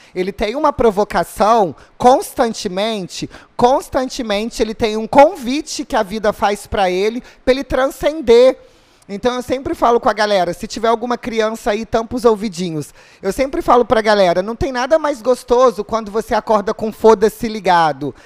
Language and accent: Portuguese; Rio de Janeiro, Brazil; eu sou do Rio também